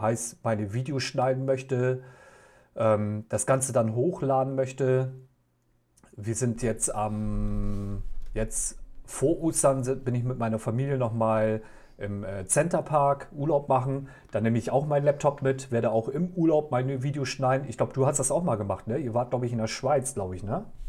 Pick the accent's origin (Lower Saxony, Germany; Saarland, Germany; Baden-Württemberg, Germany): Lower Saxony, Germany; Oldenburg; aus meiner Heimat hier, aus Oldenburg